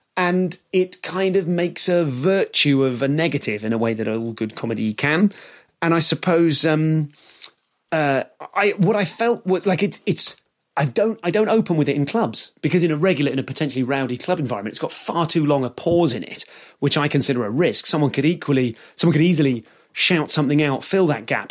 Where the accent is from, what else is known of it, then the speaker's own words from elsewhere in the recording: United Kingdom; They know I'm British